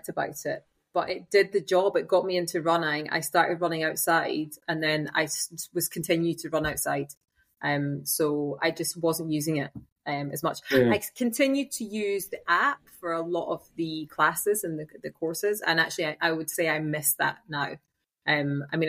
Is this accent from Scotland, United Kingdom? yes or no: yes; Scotland, United Kingdom; now in Germany; I'm Scottish